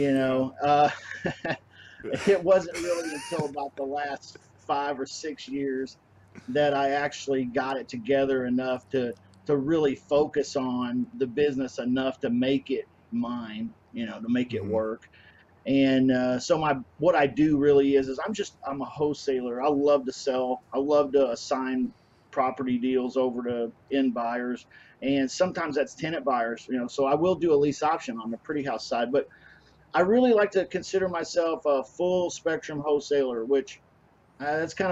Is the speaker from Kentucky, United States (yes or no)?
yes; Kentucky, United States; accent: hillbilly; moved away as an adult; now in Kansas City, United States; I'm actually originally from Kentucky, so I'm a transplant.